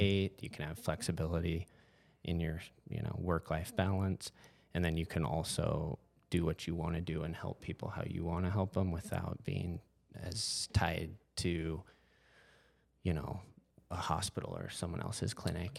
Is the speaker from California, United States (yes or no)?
no; Whitefish, Montana, United States; born and raised Whitefish, Montana.